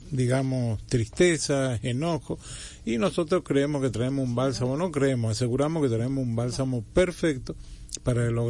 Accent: Dominican Republic; Muchas gracias, como típicos dominicanos.

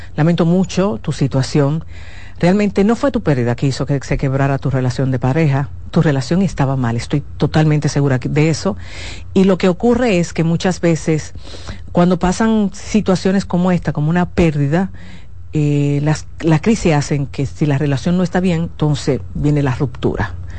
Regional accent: Dominican Republic; mi país, República Dominicana

